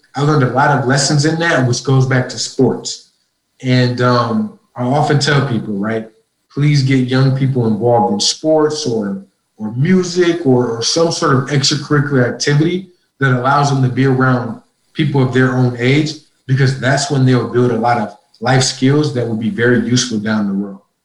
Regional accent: Minneapolis, Minnesota, United States; moved away as an adult; also born or lived in Ithaca, New York; I'm originally from Minneapolis, Minnesota. I was home at that time from Cornell

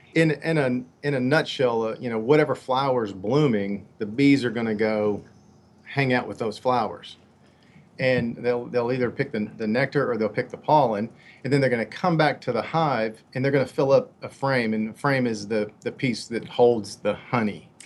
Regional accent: Katy, Texas, United States; I grew up on two acres in uh, Katy, Texas

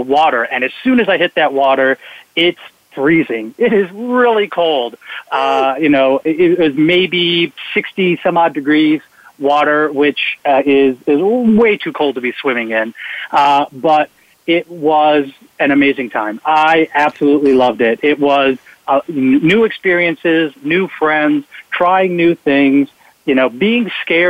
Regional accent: Wisconsin, United States; I grew up in Wisconsin

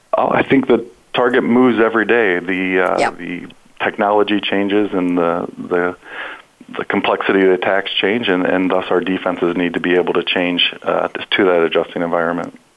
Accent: Ohio, United States; I'm also born and bred in Ohio

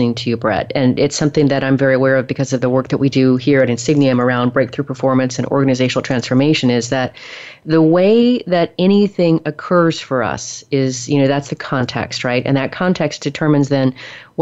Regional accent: the Northwest, Pacific Northwest, United States; moved away as an adult; now in Texas, United States; I'm from the Northwest originally

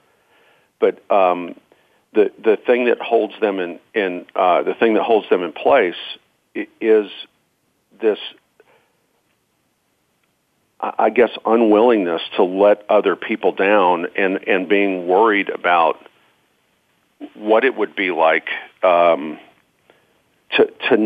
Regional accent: Georgia, United States; I'm from Georgia.

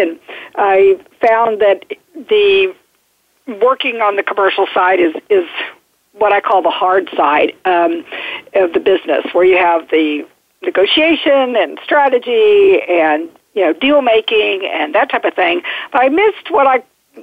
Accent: Midwest, United States; moved away as an adult; also born or lived in Dallas, Texas; now in Washington, D.C. metro region, United States; I grew up in the Midwest, have an entrepreneurial father

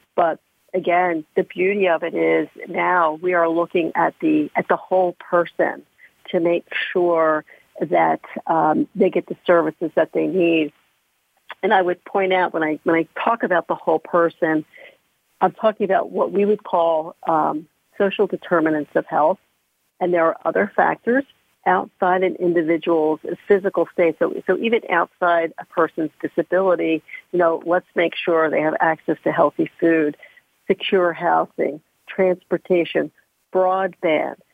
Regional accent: outside of Philadelphia, Pennsylvania, United States; I grew up outside of Philadelphia

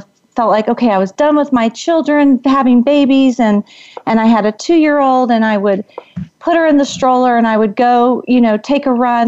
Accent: Washington, District of Columbia, United States; moved away as an adult; now in Arizona, United States; I am originally from the Washington, D.C. area, but I currently have been living in Arizona for over 20 years

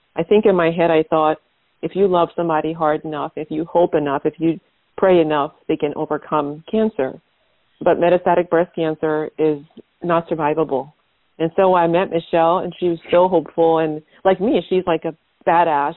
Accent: Liberia; now in United States; I'm from Liberia, West Africa.

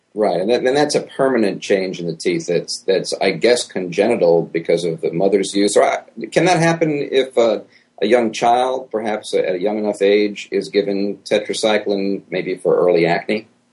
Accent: New York, United States; now in Miami, United States; I'm from New York originally.

